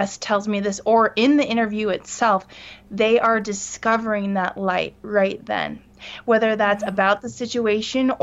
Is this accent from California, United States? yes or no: yes; California, United States; now in Salt Lake Valley, United States; I'm from California. I'm ninth generation, so my blood and my heart beat there